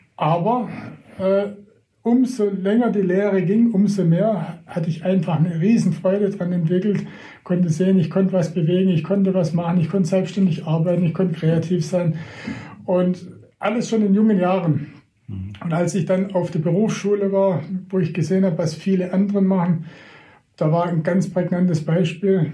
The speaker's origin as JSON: {"language": "German", "area": "between Reutlingen and Tübingen", "region": "Baden-Württemberg", "country": "Germany", "tie": "born or raised there", "also_born_or_lived": "Baiersbronn", "said": "da wo ich äh, geboren wurde oder aufgewachsen bin in Mannwald, das ist zwischen Reutlingen und Tübingen"}